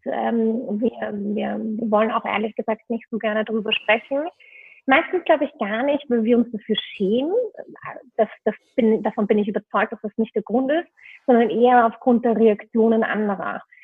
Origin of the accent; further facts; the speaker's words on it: Vienna, Austria; moved away as an adult; now in Berlin, Germany; ich bin ursprünglich Wienerin, hoffentlich hört man es noch ein bisschen